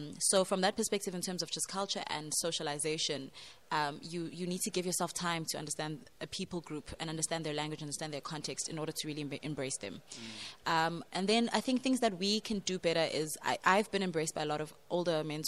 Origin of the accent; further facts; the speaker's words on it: South Africa; moved away as an adult; now in Madrid, Spain; I am South African, and I'm currently based in Spain, Madrid